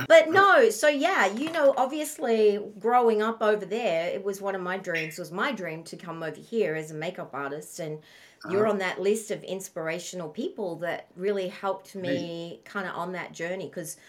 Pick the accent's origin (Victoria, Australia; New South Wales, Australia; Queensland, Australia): New South Wales, Australia; Sydney; I went to Mount St. Benedict's in Penn Hills because I grew up in Castle Hill. I was born and raised in Castle Hill.